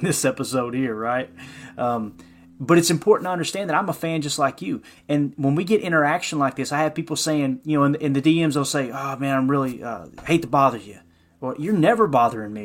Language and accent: English; Kentucky, United States; I, I grew up in Kentucky, so I'm a Kentucky Wildcat fan